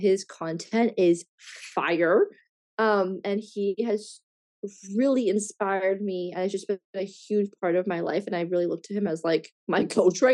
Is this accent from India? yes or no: no; Canada; also born or lived in Australia / Bali; in my home country, in Canada